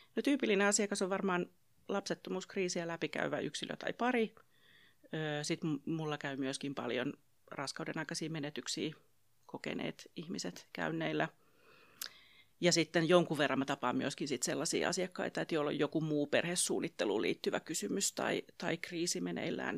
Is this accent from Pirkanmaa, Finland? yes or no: yes; Pirkanmaa, Finland; mä olen täältä Pirkanmalta kotoisin ja asun perheeni kanssa Tampereella